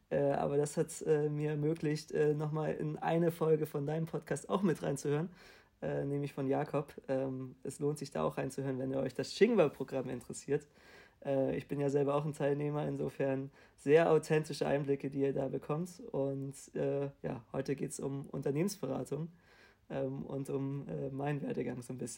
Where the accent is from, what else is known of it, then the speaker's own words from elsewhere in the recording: Hamburg, Germany; ich komme aus Hamburg